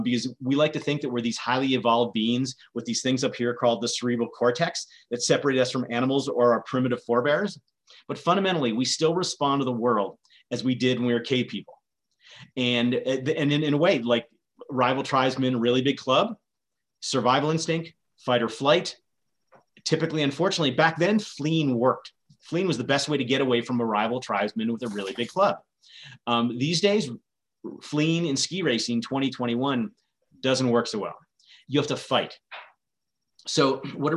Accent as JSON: {"language": "English", "region": "Vermont", "country": "United States", "tie": "born or raised there", "said": "I grew up in Vermont"}